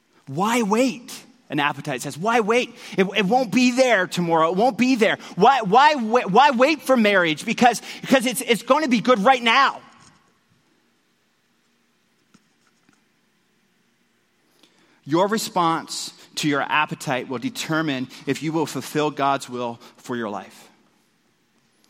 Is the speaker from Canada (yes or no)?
yes; Newfoundland and Labrador, Canada; I grew up in Newfoundland